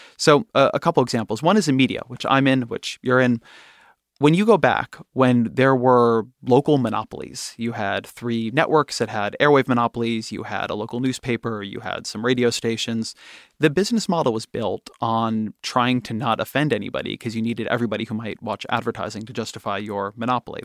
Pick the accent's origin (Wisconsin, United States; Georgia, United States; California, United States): California, United States; I'm Jewish, I'm a Californian, I'm a father